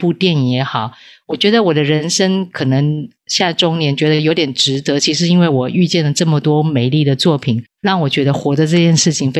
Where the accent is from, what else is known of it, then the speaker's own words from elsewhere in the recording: Taipei, Taiwan; 没有，对对，对，对，对，我是台北人。